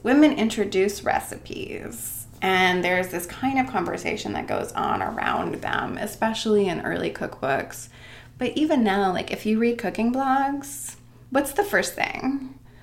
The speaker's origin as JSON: {"language": "English", "region": "Maine", "country": "United States", "tie": "born or raised there", "also_born_or_lived": "Oregon / Chicago / New York", "moved": "as an adult", "lives_now": "Worcester, United States", "said": "I grew up in Maine"}